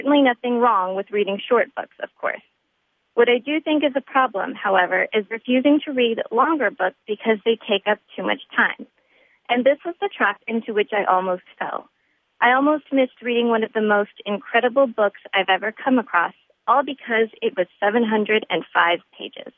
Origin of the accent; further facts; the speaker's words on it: California, United States; moved away as an adult; also born or lived in Poland; now in Boston, United States; I'm originally from California